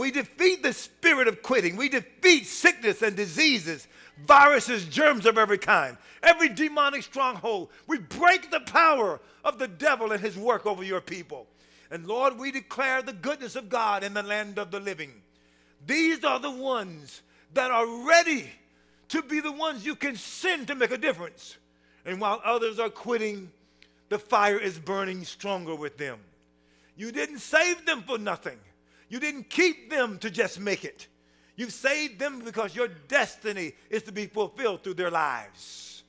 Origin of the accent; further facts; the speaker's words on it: United States; So I'm American, so I had to kind of get down and crawl in there.